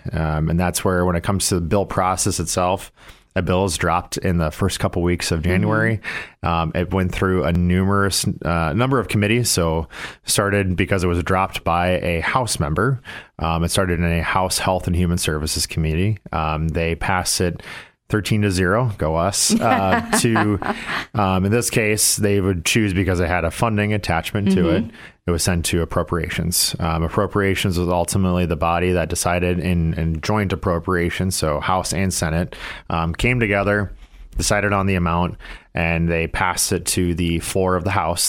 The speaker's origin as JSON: {"language": "English", "town": "Corsica", "region": "South Dakota", "country": "United States", "tie": "born or raised there", "moved": "yes", "said": "back in my hometown of Corsica."}